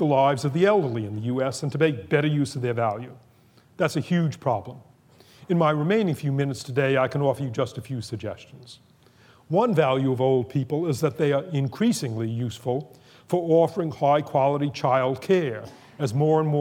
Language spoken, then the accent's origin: English; Boston, Massachusetts, United States; when I was growing up in Boston